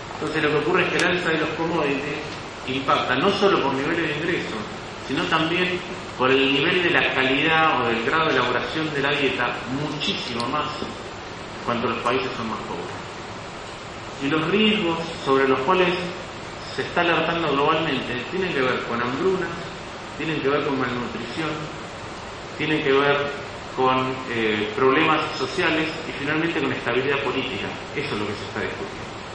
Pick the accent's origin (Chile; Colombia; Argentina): Argentina; sobre todo en los países como Argentina